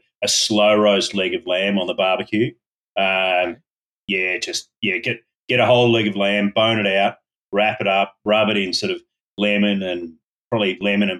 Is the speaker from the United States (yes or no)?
no; Coffs Harbour, New South Wales, Australia; also born or lived in Sydney; I grew up in Coffs Harbour.